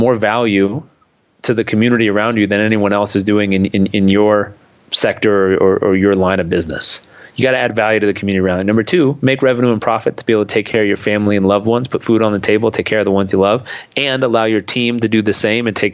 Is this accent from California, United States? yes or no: yes; Southern California, United States; I grew up in Southern California